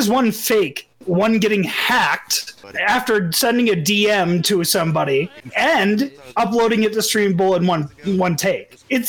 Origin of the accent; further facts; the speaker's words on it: Detroit, Michigan, United States; I'm from the same, like, area that Aid's from.